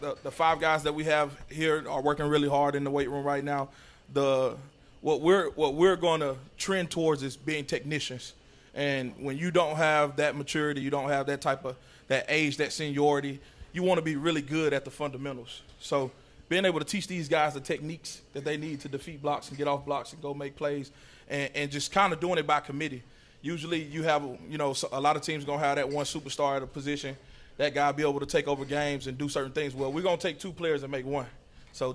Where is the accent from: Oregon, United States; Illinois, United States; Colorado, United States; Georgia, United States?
Georgia, United States; College Park; moved away as an adult; also born or lived in Fayetteville, Arkansas / Hutchinson, Kansas; now in Champaign, United States; I'm from College Park, Georgia